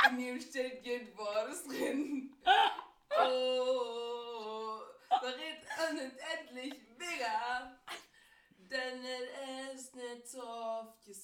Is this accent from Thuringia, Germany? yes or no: no; Cologne, North Rhine-Westphalia, Germany; born there; Köln geboren. Genau, ja. In nice. Köln-Nippes.